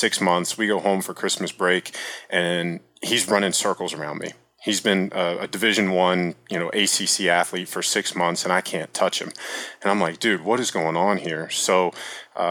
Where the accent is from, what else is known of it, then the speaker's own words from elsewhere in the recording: Virginia, United States; I grew up in Virginia